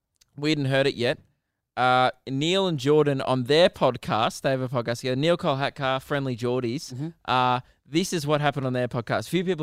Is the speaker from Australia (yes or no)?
yes; Australia; We're both Australian.